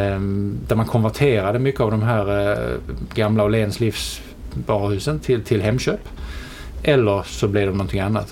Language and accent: Swedish; Helsingborg, Skåne, Sweden; accent: Scanian; also born or lived in London; jag är, som eh, dialekten antyder eh, skåning.